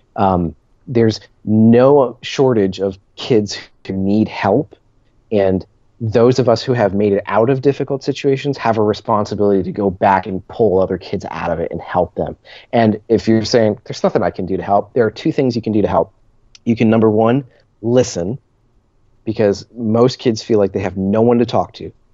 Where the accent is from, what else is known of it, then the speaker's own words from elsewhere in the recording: New Jersey, United States; moved away; when I grew up in New Jersey